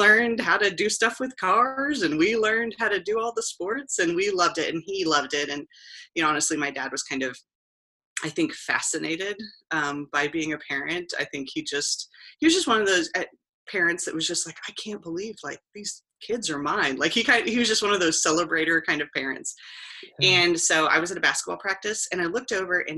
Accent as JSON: {"language": "English", "town": "Kansas City", "region": "Missouri", "country": "United States", "also_born_or_lived": "Columbia, Missouri", "moved": "as an adult", "lives_now": "Chillicothe, United States", "said": "I'm originally from Kansas City, Missouri"}